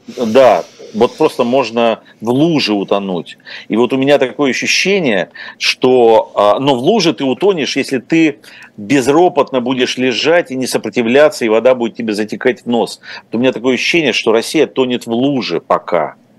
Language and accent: Russian; Ukraine; moved away; also born or lived in Russia; родился и вырос в Украине